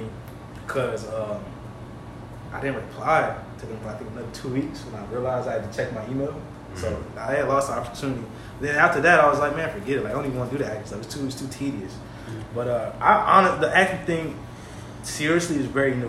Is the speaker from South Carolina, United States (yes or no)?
no; New Orleans, Louisiana, United States; I'm from the Seventh Ward in New Orleans